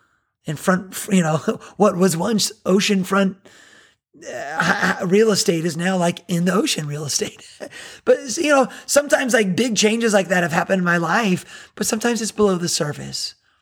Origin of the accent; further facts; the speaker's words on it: Miami, Florida, United States; now in Myrtle Beach, United States; I'm from Miami, you know, but God brought me to Myrtle Beach and start a church here and build a life here, bring my family here.